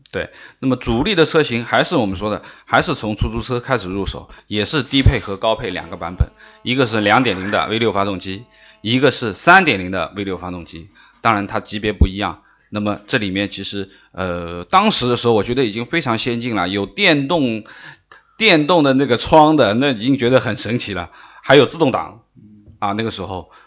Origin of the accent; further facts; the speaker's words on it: China; 我们中国人认识到这个日系三强，因为我年纪比较大了